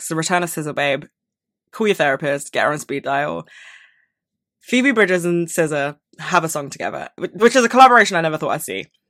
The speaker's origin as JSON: {"language": "English", "region": "London", "country": "United Kingdom", "tie": "born or raised there", "said": "I was born and raised in London"}